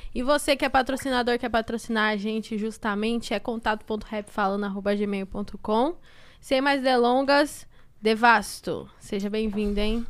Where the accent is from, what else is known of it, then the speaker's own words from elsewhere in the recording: Taboão da Serra, São Paulo, Brazil; eu sou de Tabuão